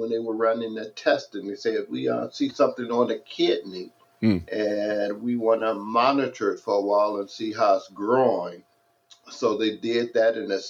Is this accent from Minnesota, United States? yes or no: no; Detroit, Michigan, United States; moved away as an adult; now in San Dimas, United States; I grew up in Detroit, Michigan